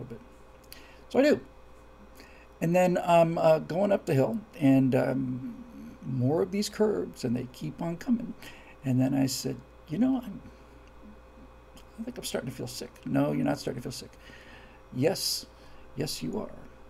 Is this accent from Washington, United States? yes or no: no; Florida, United States; I'm from Florida, where everything is flat and straight